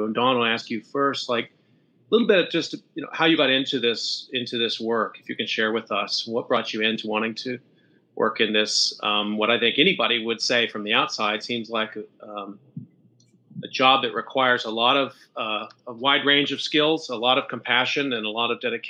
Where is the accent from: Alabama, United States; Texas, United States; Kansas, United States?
Texas, United States; Dallas; now in New Jersey, United States; Most of my family lives in Texas, actually in Central Texas. I'm from Dallas originally.